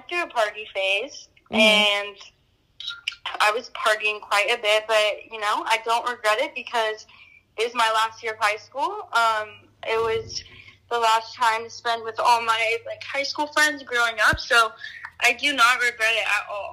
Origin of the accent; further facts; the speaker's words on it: Georgia, United States; moved away as an adult; now in Florida, United States; I love Georgia. Born and raised there for 19 years